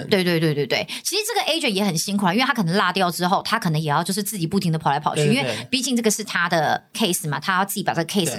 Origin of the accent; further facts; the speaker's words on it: Taiwan; 我们台湾这边就是没有啦，就你要看航空公司有没有签约。